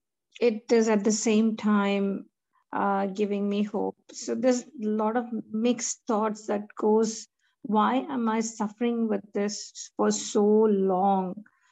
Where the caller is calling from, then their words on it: Melbourne, Victoria, Australia; Praise the Lord, everyone. … from Melbourne.